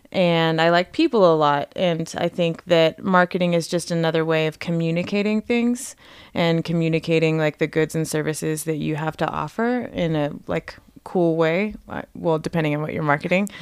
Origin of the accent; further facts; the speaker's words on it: Las Vegas, Nevada, United States; moved away as an adult; I grew up in Las Vegas, and I moved here when I was eighteen to go to school.